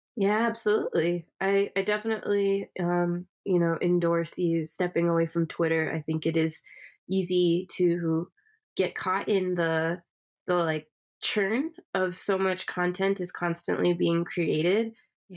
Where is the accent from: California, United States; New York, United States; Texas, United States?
California, United States; I was born in California.